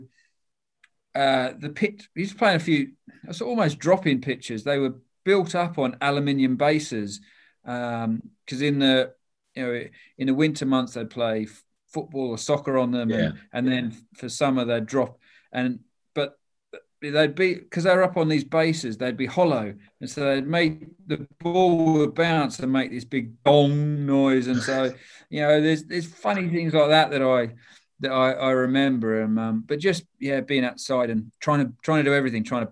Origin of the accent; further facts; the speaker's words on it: Toowoomba, Queensland, Australia; also born or lived in Papua New Guinea; now in England; I grew up in a place called Toowoomba